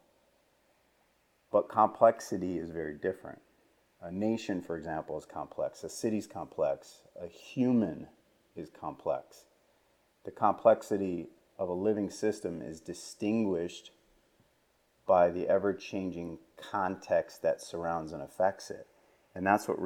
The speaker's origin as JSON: {"language": "English", "region": "East Coast", "country": "United States", "tie": "born or raised there", "moved": "as an adult", "lives_now": "West Coast, United States", "said": "I grew up on the East Coast, even though now I live on the West Coast"}